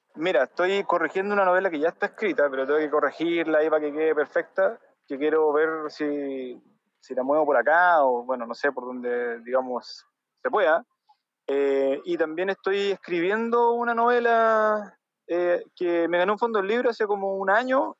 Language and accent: Spanish; Chile; now in Barcelona, Spain; uno como chileno